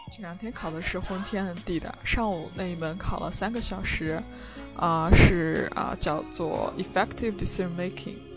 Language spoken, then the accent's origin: Chinese; China; 我们大陆人